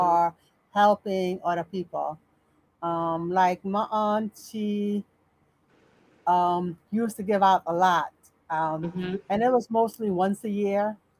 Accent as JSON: {"language": "English", "country": "Suriname", "tie": "born or raised there", "moved": "as an adult", "lives_now": "United States", "said": "I grew up in Suriname."}